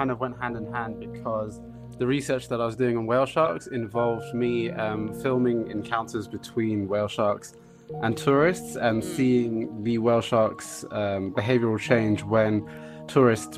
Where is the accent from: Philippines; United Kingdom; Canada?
United Kingdom; London; I'm from South London, originally here in England